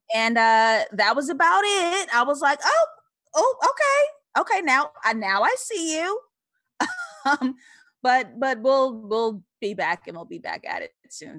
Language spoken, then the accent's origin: English; New York City, New York, United States; also born or lived in Harlem / Brooklyn; I grew up in East Elmhurst, Queens, New York.